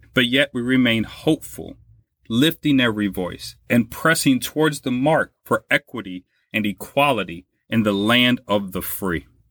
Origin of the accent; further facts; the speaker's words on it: Louisiana, United States; now in Buffalo, United States; in my home state of Louisiana